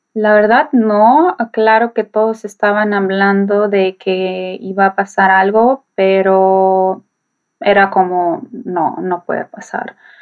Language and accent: Spanish; Kyiv, Ukraine; Spanish is a second language; moved away as an adult; now in Poland; Yo nací en Kiev, Ucrania, pues, toda la vida en Kiev